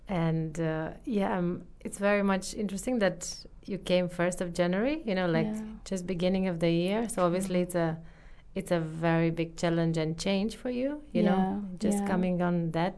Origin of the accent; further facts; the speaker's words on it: Romania; moved away as an adult; now in New Zealand; I'm from Romania.